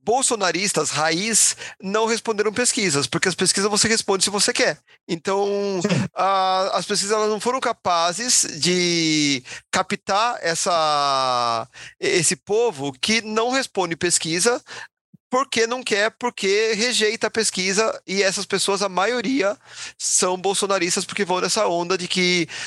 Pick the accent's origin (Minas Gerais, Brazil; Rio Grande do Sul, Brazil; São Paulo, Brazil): São Paulo, Brazil; como a gente é tudo paulista